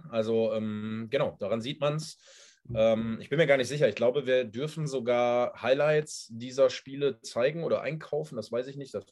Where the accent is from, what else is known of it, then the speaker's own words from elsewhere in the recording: Essen, North Rhine-Westphalia, Germany; Aber ich bin guter Dinge, dass ich auch als Essener da definitiv bei den Kollegen nochmal mit meinen Emotionen und allem, was dazugehört, da ein bisschen was rausholen kann